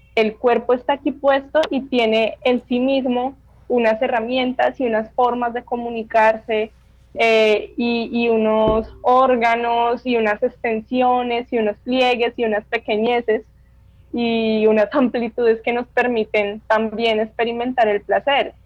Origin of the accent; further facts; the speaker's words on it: Bogotá, Colombia; Yo finalmente soy una mujer bogotana